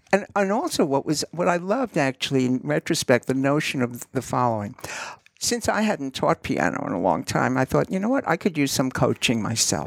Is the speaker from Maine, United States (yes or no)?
no; New York City, New York, United States; I grew up in Queens